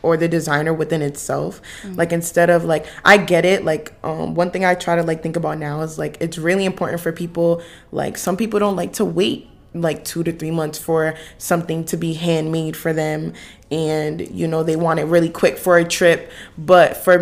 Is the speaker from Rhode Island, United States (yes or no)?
yes; Providence, Rhode Island, United States; I'm from Providence, Rhode Island, but I'm here staying on campus